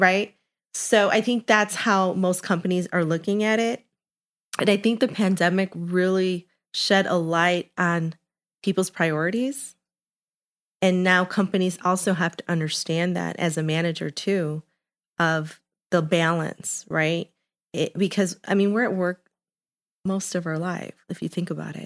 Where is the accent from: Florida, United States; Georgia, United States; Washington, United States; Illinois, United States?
Illinois, United States; Chicago; I am half Colombian, half Mexican, born and raised in Chicago in Little Village